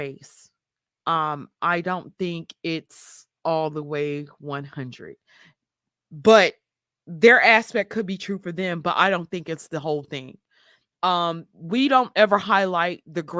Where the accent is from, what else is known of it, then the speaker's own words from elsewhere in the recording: Mississippi, United States; also born or lived in New York City; I was born in Mississippi, moved to New York when I was 6, moved back to Mississippi